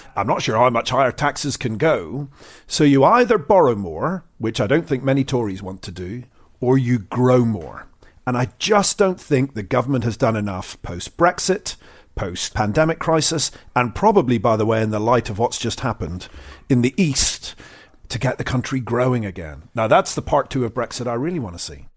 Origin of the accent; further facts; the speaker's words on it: Ireland; moved away; growing up in Ireland